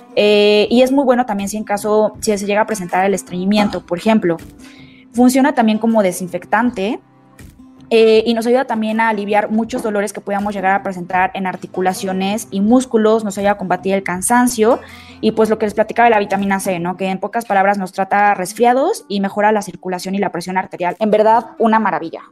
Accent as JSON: {"language": "Spanish", "country": "Mexico", "said": "todos nosotros como mexicanos"}